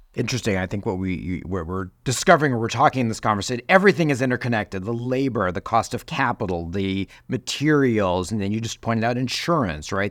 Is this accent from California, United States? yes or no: no; Chicago, Illinois, United States; my hometown of Chicago